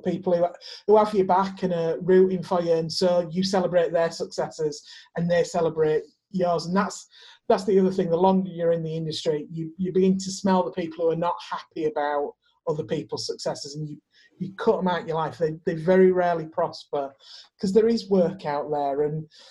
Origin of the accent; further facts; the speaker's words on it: the north of England, United Kingdom; I'm a Northerner